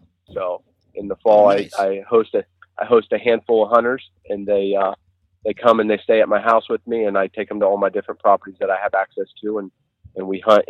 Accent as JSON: {"language": "English", "region": "Ohio", "country": "United States", "said": "Well, I'm from Central Ohio. I live not so far out of Columbus, toward the Hocking Hills region"}